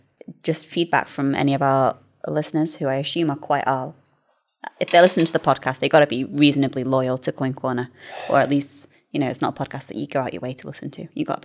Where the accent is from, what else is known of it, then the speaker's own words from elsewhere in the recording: United Kingdom; And hopefully, being British, maybe we can offer a little bit of a unique